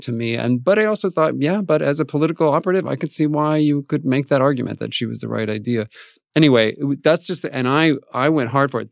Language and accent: English; Albuquerque, New Mexico, United States; I grew up in Albuquerque, New Mexico